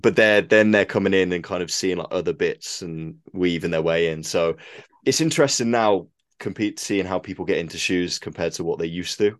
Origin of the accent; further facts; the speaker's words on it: United Kingdom; we're British